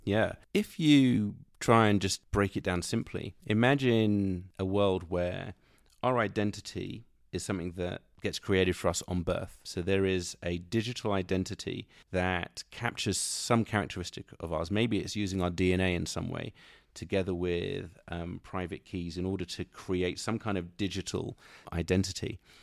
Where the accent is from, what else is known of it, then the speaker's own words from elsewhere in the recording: London, United Kingdom; moved away as an adult; also born or lived in Silicon Valley, United States; now in United States; when I was a young man growing up in London